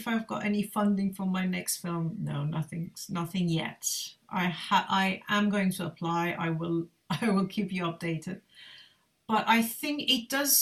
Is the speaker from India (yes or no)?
no; Iran; moved away as an adult; now in United Kingdom; I've been living in the UK for over 20 years now, so I am definitely a British Iranian British